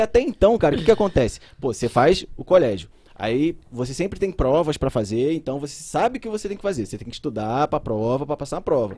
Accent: Rio de Janeiro, Brazil; born or raised there; also born or lived in Belo Horizonte

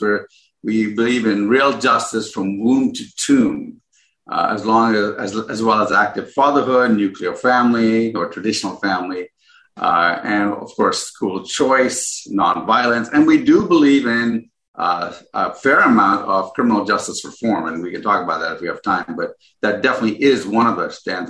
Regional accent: Ghana; now in United States; I was born in Ghana

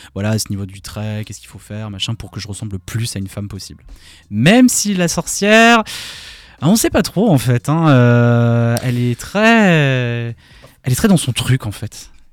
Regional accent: Alsace, Grand Est, France; Quand on est alsacien

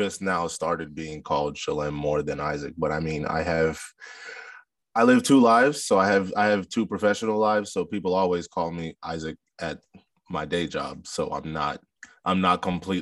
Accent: Beckley, West Virginia, United States; also born or lived in Silver Spring, Maryland / Ivory Coast; I'm essentially from Beckley, because that's where I spent most of my childhood. We moved there when I was in third grade.

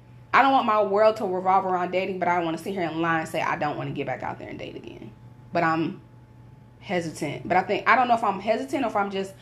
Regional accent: Florida, United States; I grew up in Florida.

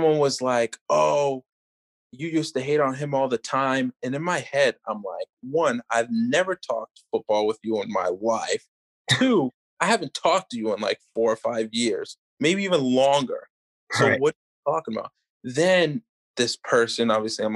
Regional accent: New England, United States; as a Tampa Bay fan growing up in New England

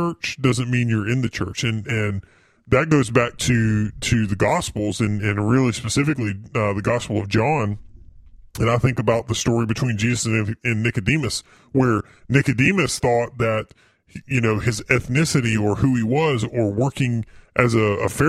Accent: the South, United States; we're from the South

